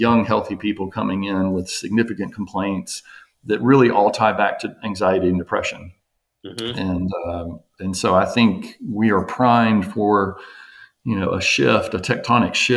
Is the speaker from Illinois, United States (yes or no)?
no; Jackson, Mississippi, United States; moved away as an adult; also born or lived in Florida; now in Nashville, United States; I'm from Jackson, Mississippi, went to school there, Mississippi State, Ole Miss for med school.